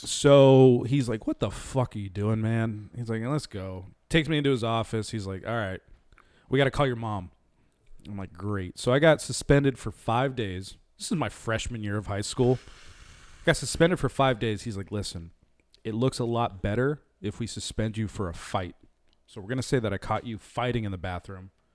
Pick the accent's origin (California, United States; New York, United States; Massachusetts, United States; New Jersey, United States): California, United States; Garden Grove; also born or lived in Orange, California; I was very new to the area. I was from Garden Grove, just moved to Orange, didn't really have any friends